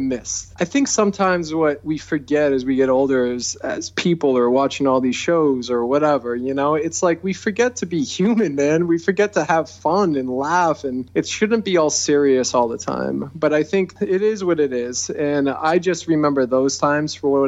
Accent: near San Jose, California, United States; I was born right near San Jose, California, and I used to go there when I was a kid

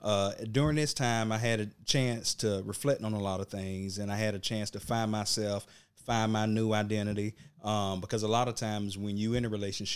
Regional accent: Georgia, United States; Okay. Well, I'm from Burke County.

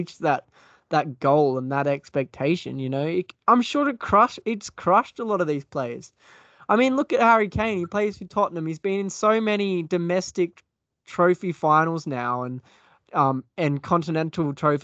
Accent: Australia; as an Aussie

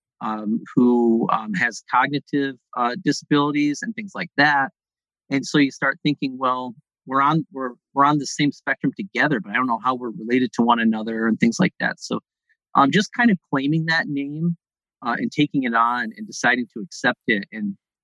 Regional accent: Mohawk River Valley, upstate New York, United States; Where I grew up in New York, in upstate New York, is in the center part of the state, in the Mohawk River Valley

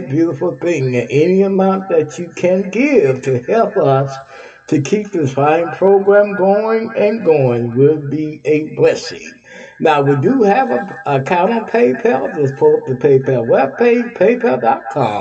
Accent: Texas, United States; Texas is my home state

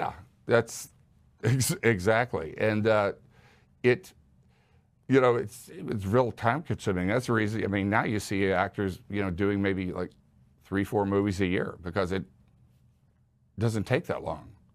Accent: Houston, Texas, United States; I grew up in Houston

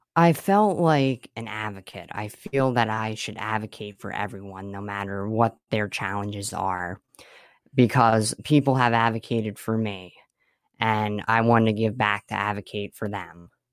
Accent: Swiftwater, Pennsylvania, United States; I'm from Swiftwater, Pennsylvania

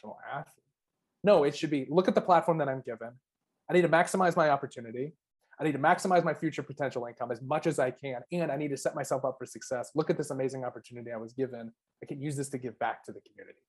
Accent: Arizona, United States; I'm from Arizona, where it's a dry heat

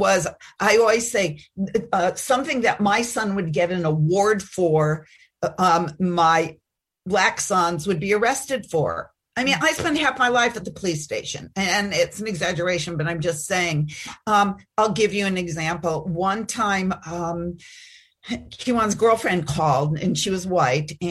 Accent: Chicago, Illinois, United States; moved away as an adult; also born or lived in Fairfield, Iowa; I grew up in Chicago

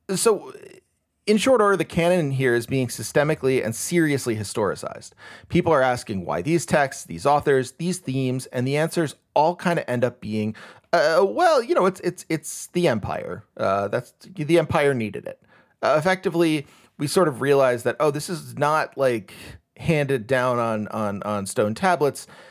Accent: United States

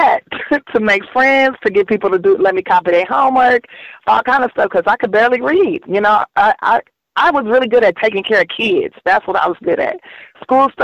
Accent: Los Angeles, California, United States; I grew up here in South Central Los Angeles

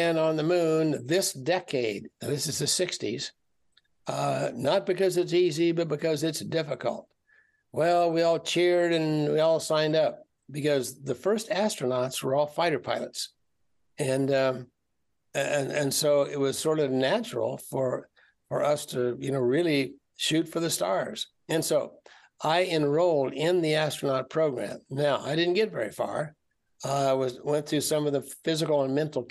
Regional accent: Kansas, United States; moved away as an adult; I was from Kansas. I was from the middle of the United States and had never seen the ocean

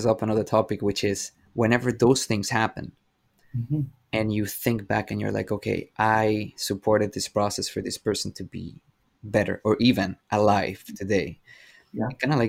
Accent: Venezuela; English is a second language; now in Canada; I come from Venezuela. English is my second language.

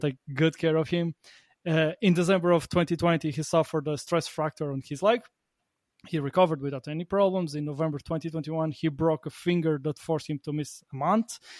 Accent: Portugal; now in Latvia; I'm from Portugal, but I live on the opposite side of the continent. I live, I live in Latvia

